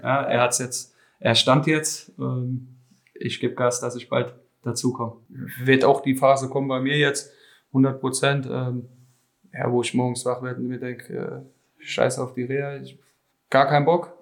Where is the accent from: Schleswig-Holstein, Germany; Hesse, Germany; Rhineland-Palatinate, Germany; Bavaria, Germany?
Hesse, Germany